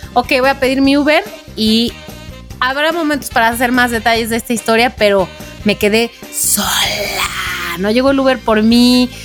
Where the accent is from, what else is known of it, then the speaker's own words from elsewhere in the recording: Mexico; soy de México